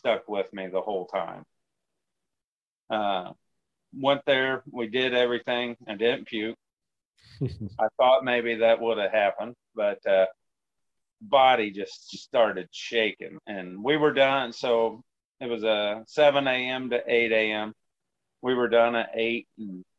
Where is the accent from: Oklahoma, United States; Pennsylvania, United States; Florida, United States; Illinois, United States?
Illinois, United States; Danvers; now in Stanford, Illinois, United States; I grew up in Danvers, Illinois